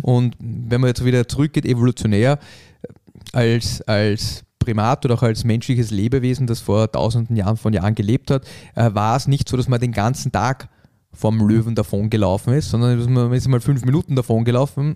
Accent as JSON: {"language": "German", "region": "Vienna", "country": "Austria", "said": "wir haben halt diese Wiener Gemütlichkeit"}